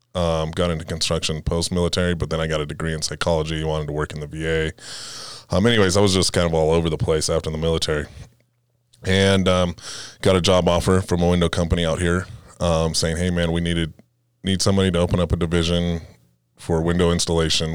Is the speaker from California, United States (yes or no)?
yes; Fresno, California, United States; moved away as an adult; now in Colorado, United States; originally born and raised in, uh, Fresno, right outside of Fresno, California